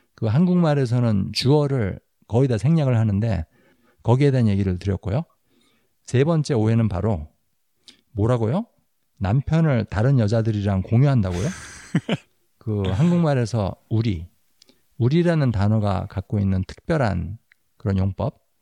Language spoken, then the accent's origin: Korean; South Korea; now in United States; 우리 한국 사람들